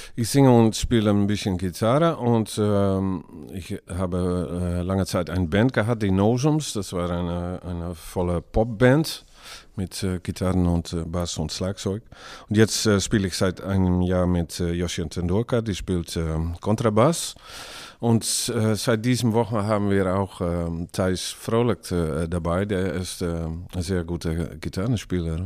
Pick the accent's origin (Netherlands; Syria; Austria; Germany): Netherlands; Drenthe; German is a second language; now in Groningen, Netherlands; eigentlich komme ich aus Drenthe, und, aber in einer Gegend, wo man Chronisch spricht auch. Aber jetzt wohne ich in die Stadt Groningen